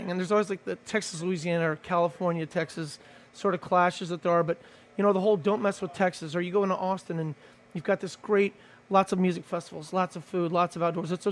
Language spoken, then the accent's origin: English; Belgium; now in New Orleans, United States; Well, I grew and, up in, uh, growing up in Belgium. This to me